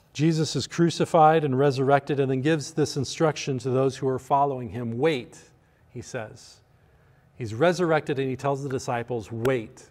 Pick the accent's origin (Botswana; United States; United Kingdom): United States; as a pastor and as an American